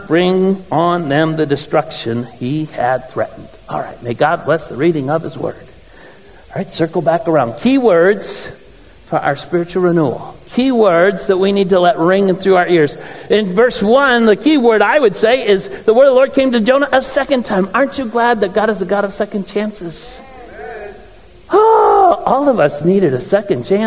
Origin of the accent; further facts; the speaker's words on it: Garden City, Michigan, United States; also born or lived in Lenexa, Kansas / Olathe, Kansas; now in Flint, United States; I'm a Garden City West Tire